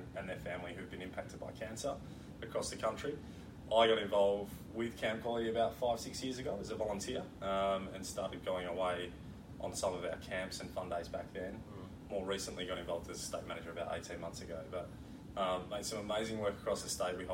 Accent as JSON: {"language": "English", "town": "Perth", "region": "Western Australia", "country": "Australia", "tie": "born or raised there", "said": "I was born and raised in Perth"}